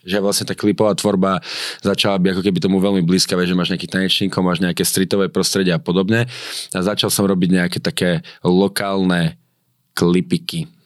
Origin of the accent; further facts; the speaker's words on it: Slovakia; moved away as an adult; also born or lived in Miami, United States; jak som prišiel na Slovensko naspäť, ja som medzi tým chodil do školy, akože už iba na tú maturitu